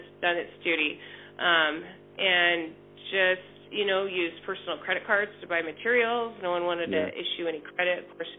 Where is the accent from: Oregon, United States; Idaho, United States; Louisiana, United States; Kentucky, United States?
Oregon, United States; Portland; also born or lived in Woodburn, Oregon; So I grew up in Southwest Portland, moved to Woodburn, Oregon when I was in high school